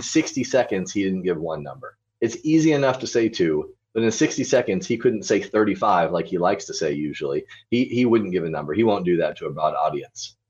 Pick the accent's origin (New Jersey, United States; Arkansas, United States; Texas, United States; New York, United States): Arkansas, United States; moved away as an adult; also born or lived in Israel / Wyoming; now in Fairbanks, United States; I grew up in Arkansas, small town of about twenty-five thousand people